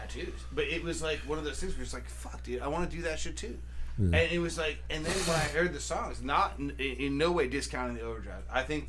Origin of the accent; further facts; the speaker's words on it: Pleasant Valley, Pennsylvania, United States; I grew up in Pleasant Valley High School.